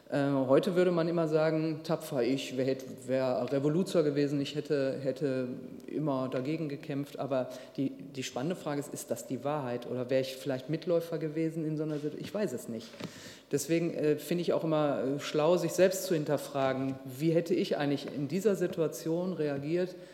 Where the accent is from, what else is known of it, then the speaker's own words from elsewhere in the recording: Duisburg, North Rhine-Westphalia, Germany; was ist eigentlich mit unseren Duisburgern, wo ich herkomme